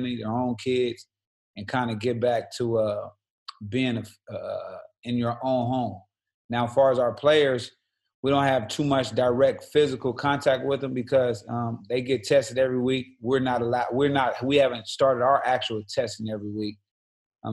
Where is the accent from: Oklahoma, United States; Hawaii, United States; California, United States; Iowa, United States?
California, United States; Los Angeles; also born or lived in Syracuse; I'm from South Central Los Angeles.